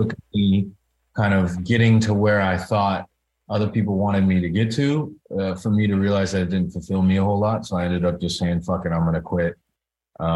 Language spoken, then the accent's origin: English; Bay Area, California, United States; moved away as an adult; also born or lived in New York / Los Angeles; raised in the Bay Area. Grew up there